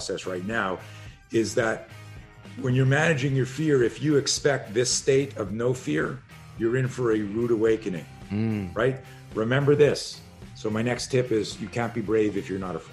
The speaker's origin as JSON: {"language": "English", "country": "Canada", "tie": "born or raised there", "said": "I grew up in Canada"}